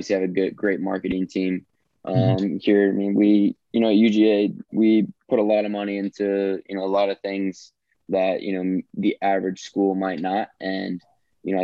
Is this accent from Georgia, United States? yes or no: yes; Atlanta, Georgia, United States; guys I grew up with in Atlanta